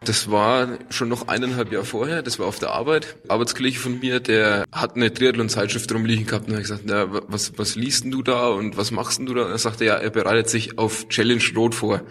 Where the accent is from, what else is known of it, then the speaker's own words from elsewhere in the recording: Dingolshausen, Bavaria, Germany; ich komme aus Unterfranken, ja. Nähe von Schweinfurt in Dingolshausen aufgewachsen